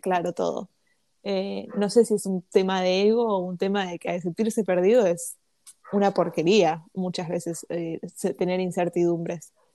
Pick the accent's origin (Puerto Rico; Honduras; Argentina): Argentina; nací en Argentina y nací en el 2001